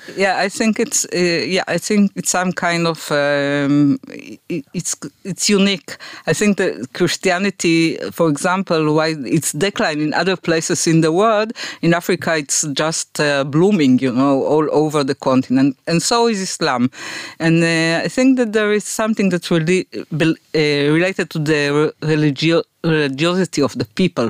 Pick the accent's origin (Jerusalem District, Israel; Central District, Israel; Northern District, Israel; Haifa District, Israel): Northern District, Israel; Afula; I was born in Afula